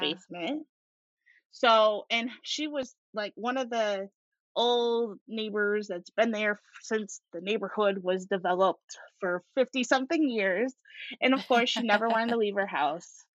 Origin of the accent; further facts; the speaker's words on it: Syracuse, New York, United States; also born or lived in Rochester, New York; My grandma lived about an hour and a half away from where I grew up in Syracuse, New York.